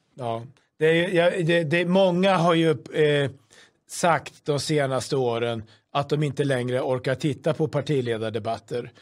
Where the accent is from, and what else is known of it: Sweden